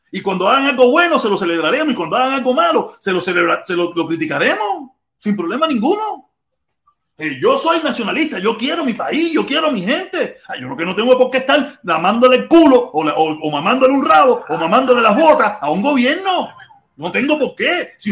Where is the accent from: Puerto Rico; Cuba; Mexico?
Cuba; nosotros, como nacionalistas cubanos, luchar y hacer las cosas bien hechas en Cuba